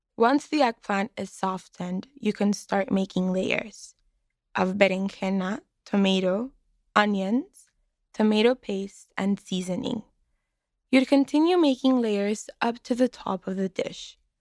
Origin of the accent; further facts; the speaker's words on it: Mexicali, Baja California, Mexico; now in Boston, United States; I'm from Mexicali, Baja California, and I'm a student in Boston, Massachusetts.